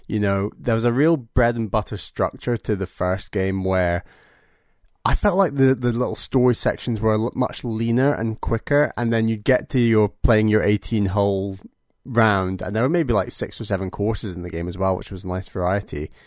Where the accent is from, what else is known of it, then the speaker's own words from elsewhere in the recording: United Kingdom; as a Brit